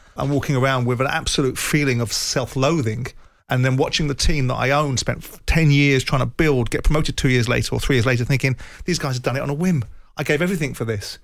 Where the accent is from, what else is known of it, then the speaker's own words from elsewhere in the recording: Croydon, London, United Kingdom; I come from Croydon. I come from a two up, two bedroom house with a father that was a printer